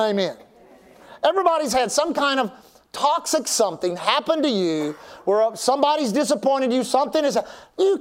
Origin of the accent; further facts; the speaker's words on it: Texas, United States; We're from Texas